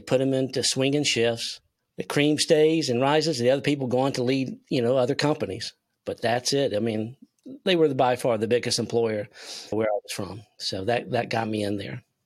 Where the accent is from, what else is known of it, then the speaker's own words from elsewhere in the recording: Spartanburg, South Carolina, United States; also born or lived in Toccoa, Georgia; I'm from South Carolina, Spartanburg, home of Milliken and Company